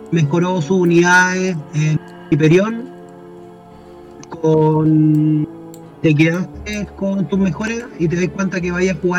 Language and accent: Spanish; Valparaíso, Chile; yo soy de Chile, soy de Valparaíso, que jugaba en un local en Valparaíso y en consolas